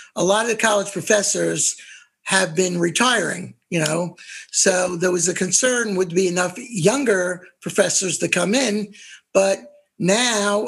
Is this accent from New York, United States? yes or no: yes; Nassau County, Long Island, New York, United States; I grew up on the middle class of, for those who know New York, Long Island, that's Nassau County